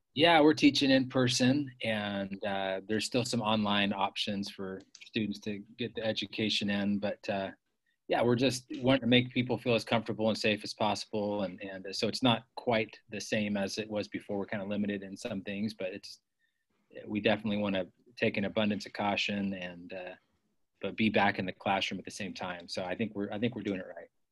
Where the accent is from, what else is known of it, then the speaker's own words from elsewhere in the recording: Bay Area, California, United States; moved away as an adult; also born or lived in San Francisco; I grew up in the Bay Area, California